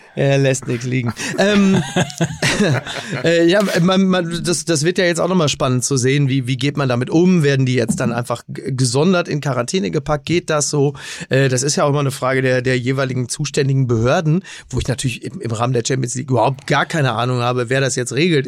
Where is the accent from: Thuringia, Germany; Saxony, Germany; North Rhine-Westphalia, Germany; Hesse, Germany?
Hesse, Germany; Kassel; meiner Heimatstadt Kassel-Brauchsel